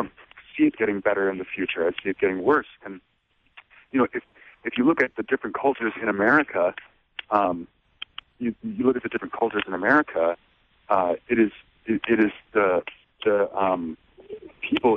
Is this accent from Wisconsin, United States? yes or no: yes; Racine, Wisconsin, United States; I grew up in Racine, Wisconsin